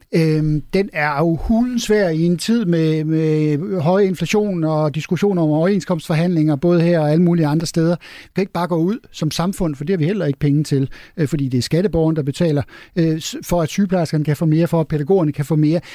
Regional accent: Denmark; vi er danskere og ikke svenskere

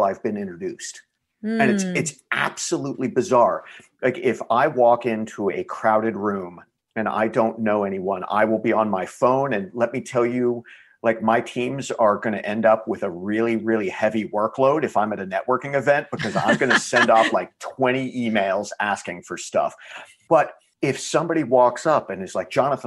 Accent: Texas, United States; I am Texan

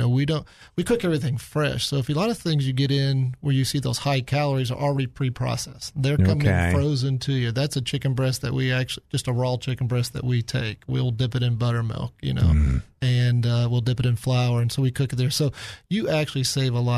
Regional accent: Kansas City, United States; now in Little Rock, United States; I grew up in Kansas City

